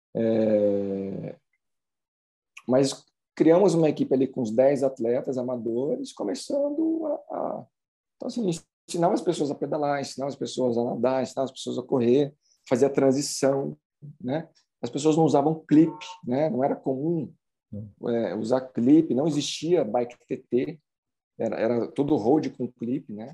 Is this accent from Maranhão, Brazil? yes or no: no; São José dos Campos, São Paulo, Brazil; eu sou de São José dos Campos